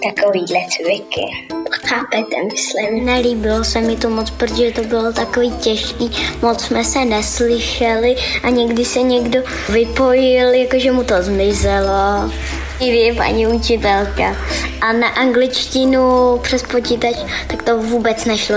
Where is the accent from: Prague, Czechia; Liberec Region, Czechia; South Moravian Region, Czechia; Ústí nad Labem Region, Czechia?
Liberec Region, Czechia; Jablonec nad Nisou; Jsem z Jablonce nad Nisou